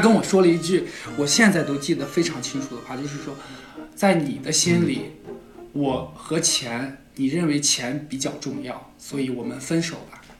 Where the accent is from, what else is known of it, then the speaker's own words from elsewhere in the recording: Hohhot, Inner Mongolia, China; 我是内蒙古呼和浩特的